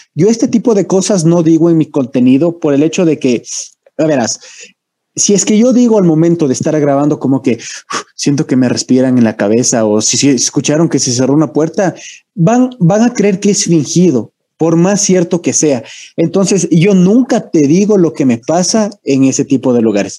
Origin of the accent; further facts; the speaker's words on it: Ecuador; Yo sí soy ecuatoriano